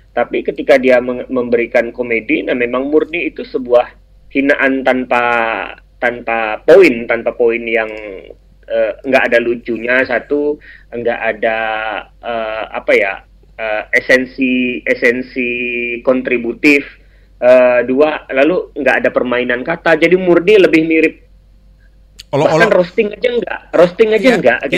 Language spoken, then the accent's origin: Indonesian; Indonesia; Karena saya orang Melayu, saya merasa bahwa